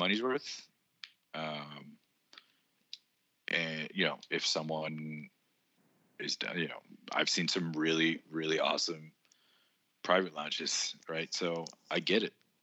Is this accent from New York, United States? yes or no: no; Texas, United States; as a Texan